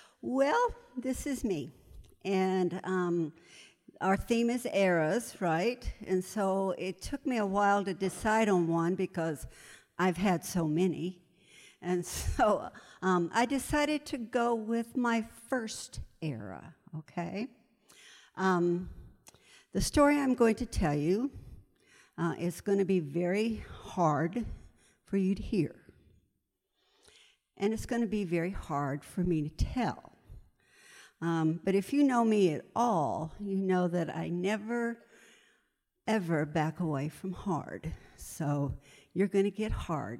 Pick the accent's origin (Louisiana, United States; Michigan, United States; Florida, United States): Florida, United States; Pinellas Park; I grew up in Pinellas Park, Florida. I'm a Florida baby